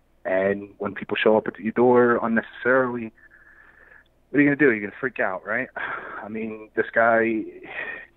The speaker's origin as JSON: {"language": "English", "town": "New York City", "region": "New York", "country": "United States", "tie": "born or raised there", "moved": "as an adult", "lives_now": "North Carolina, United States", "said": "I grew up in Bed-Stuy, Brooklyn. I moved out of there a few years ago"}